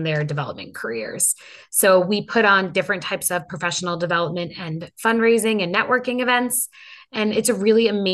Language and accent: English; Long Island, New York, United States; also born or lived in Penn State; the community where I grew up in Long Island